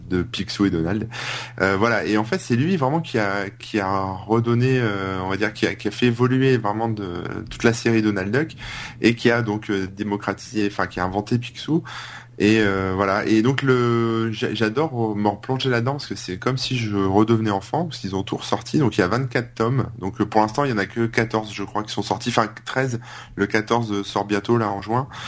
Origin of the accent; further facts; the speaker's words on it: Hauts-de-France, France; ouais, ouais, bah oui, mais je viens du Nord, moi, tu sais